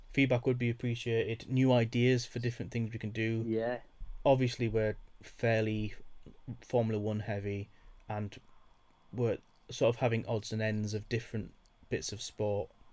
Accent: United Kingdom; me being British

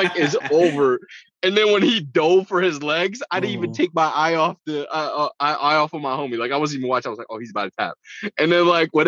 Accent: Connecticut, United States; also born or lived in New York; I grew up in Connecticut, and Connecticut has like a lot of Irish people.

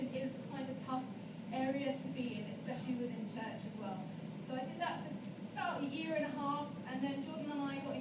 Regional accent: Chertsey, South East England, United Kingdom; now in Wales, United Kingdom; I am from England, in a little town called Chertsey

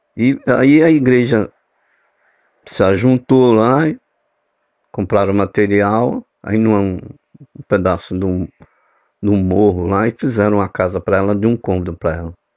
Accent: São Paulo, Brazil; now in Recife, Brazil; que eu sou paulista, né, mas eu moro e resido aqui em Recife

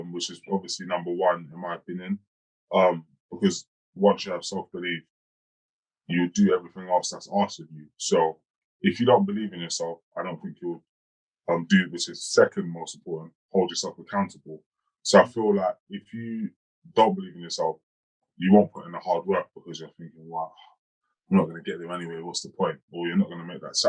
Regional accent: London, United Kingdom; I grew up in Hackney in East London, you know, in a council flat

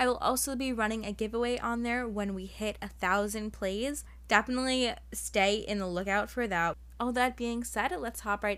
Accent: New York City, New York, United States; Because like I grew up like with New York City as like my backyard.

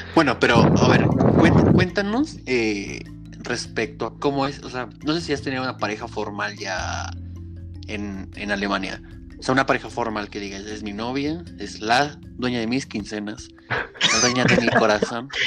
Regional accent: Mexico; yo soy mexicano

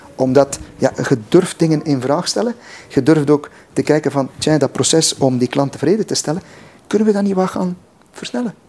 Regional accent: West Flanders, Belgium; ik ben West-Vlaming.

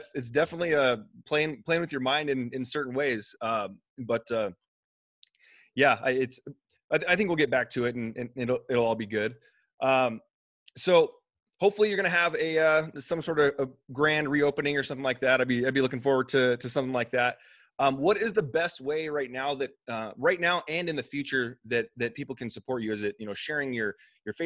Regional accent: the Northwest, Pacific Northwest, United States; moved away; I'm from the Northwest

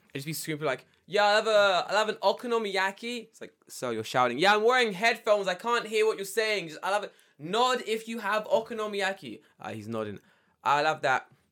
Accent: London, United Kingdom; I'm from London

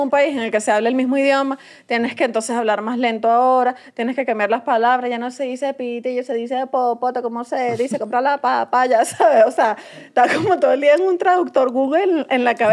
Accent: Venezuela; igual capaz pelo bola, capaz igual en Venezuela, pero en mi tierra.

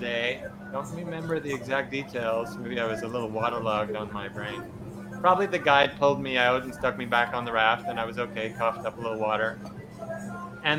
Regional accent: Quebec, Canada; I'm from Canada. So in Quebec here, there wasn't too much in the way of like awakening or anything going on at that time.

